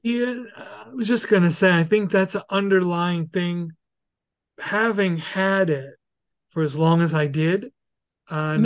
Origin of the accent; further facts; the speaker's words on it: New York City, New York, United States; moved away; I'm very happy to be from there, and have yeah. grown up there